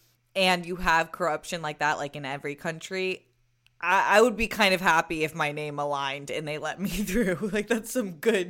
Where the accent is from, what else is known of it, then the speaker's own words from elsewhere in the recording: San Diego, California, United States; growing up in San Diego